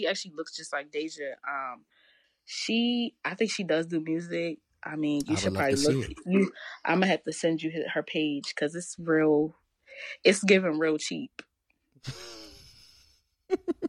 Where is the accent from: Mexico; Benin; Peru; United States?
United States; Owings Mills, Maryland; born or raised there; accent: Baltimore; moved away as an adult; also born or lived in Washington, District of Columbia, United States; now in Philadelphia, United States